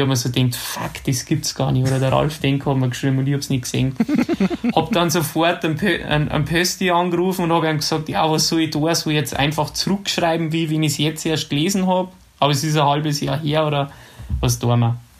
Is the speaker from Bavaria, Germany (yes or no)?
yes; Ramsau bei Berchtesgaden, Bavaria, Germany; ich bin ja in der Ramsau bei Berchtesgaden aufgewachsen.